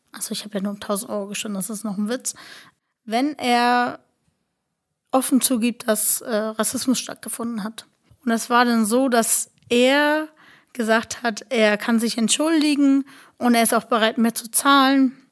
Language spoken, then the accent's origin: German; Germany; Und ja, ich bin deutsche Zintetzer, ne? Also wir sind Deutsche.